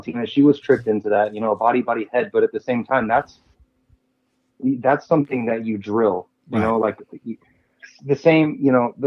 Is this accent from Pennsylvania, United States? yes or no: no; South Florida, United States; I grew up in South Florida